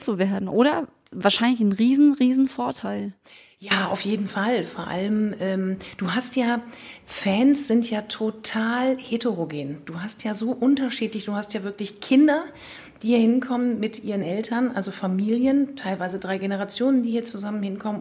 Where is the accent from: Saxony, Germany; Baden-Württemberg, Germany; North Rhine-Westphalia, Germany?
North Rhine-Westphalia, Germany; Leverkusen; ich bin in Leverkusen geboren